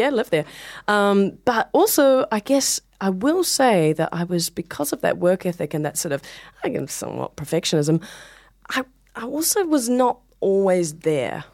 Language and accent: English; Hamilton, Waikato, New Zealand; moved away as an adult; now in New York, United States; I'm from New Zealand